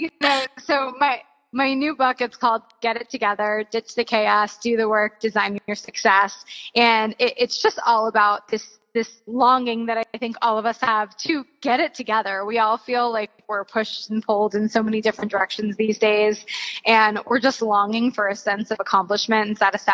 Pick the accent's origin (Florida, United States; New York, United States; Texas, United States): Florida, United States; moved away as an adult; now in California, United States; I'm originally from Florida. I moved to California